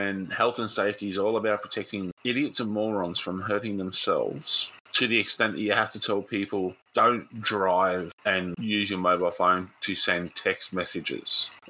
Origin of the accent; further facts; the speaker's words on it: Australia; We're Australian